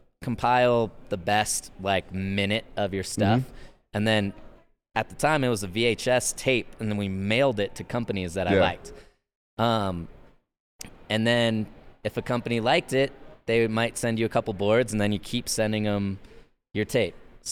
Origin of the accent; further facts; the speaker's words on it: Fort Leavenworth, Kansas, United States; Fort Leavenworth.